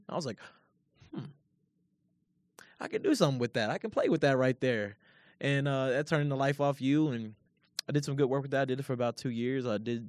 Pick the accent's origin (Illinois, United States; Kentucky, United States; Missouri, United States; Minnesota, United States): Kentucky, United States; Louisville; And the thing is, I'm not even far from Lexington. I'm from Louisville, which, you know, is about an hour down the block.